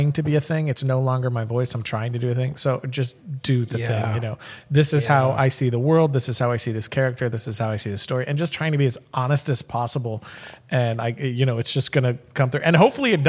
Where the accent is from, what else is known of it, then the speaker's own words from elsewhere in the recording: Florida, United States; moved away as an adult; now in Dallas, United States; I'm in Dallas still. I lived in Florida, born and raised in Florida. Moved to Dallas in like 2012